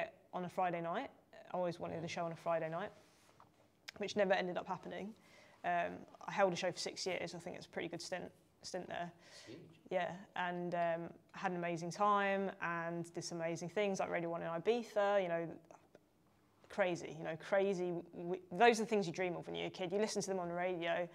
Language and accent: English; London, United Kingdom; I'm from London.